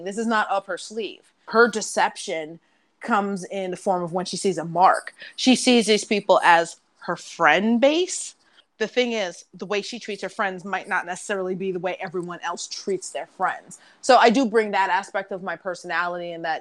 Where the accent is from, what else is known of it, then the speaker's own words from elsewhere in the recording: New York, United States; accent: New York; I am from New York